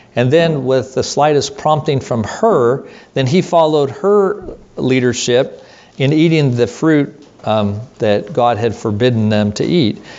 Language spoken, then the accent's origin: English; United States; us as American Christians.